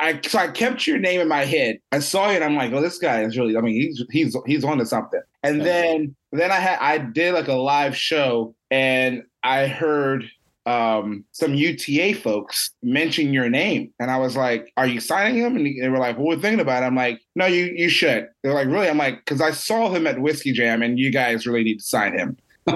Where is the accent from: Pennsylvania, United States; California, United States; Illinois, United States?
Pennsylvania, United States; Philadelphia; I'm from Philly.